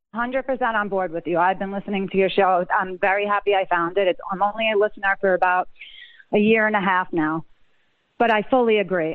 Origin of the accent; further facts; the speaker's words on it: United States; I am an American